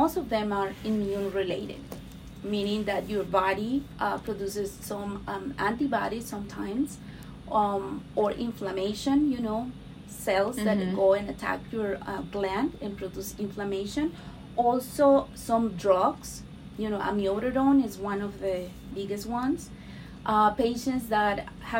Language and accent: English; Mexico; English is a second language; moved away as an adult; also born or lived in Miami Beach, Florida; now in United States; I'm from Mexico. I was mm-hmm. raised and born in Mexico